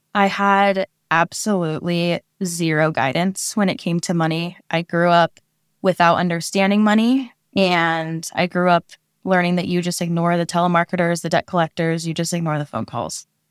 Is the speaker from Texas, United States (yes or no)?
no; Oregon, United States; moved away as an adult; now in California, United States; I am a Oregon native